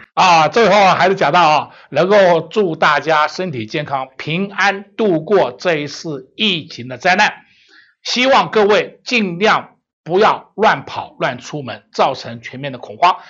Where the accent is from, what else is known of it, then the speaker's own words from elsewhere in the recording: Taiwan; 保守我们台湾人民的健康